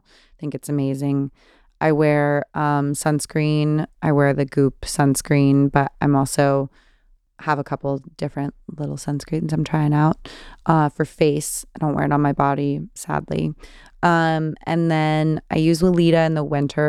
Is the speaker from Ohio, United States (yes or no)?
no; California, United States; I'm from California